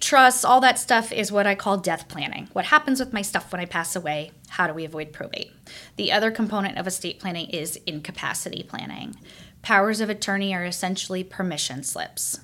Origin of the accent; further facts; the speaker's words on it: Kansas City, United States; moved away as an adult; also born or lived in Omaha, Nebraska; now in Springfield, United States; I I grew up in Kansas City. My parents are still in Kansas City